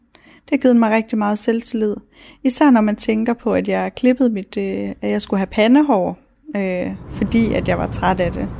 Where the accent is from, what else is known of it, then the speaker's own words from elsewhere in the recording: Ilskov, Central Denmark Region, Denmark; moved away as an adult; now in Vejle, Denmark; Jeg voksede op i Ilskov, øh, en lille bitte by i Midtjylland